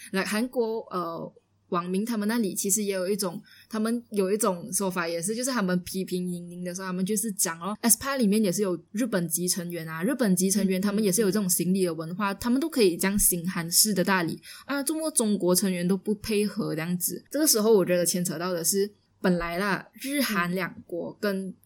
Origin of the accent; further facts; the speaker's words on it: Malaysia; 因为我们是马来西亚人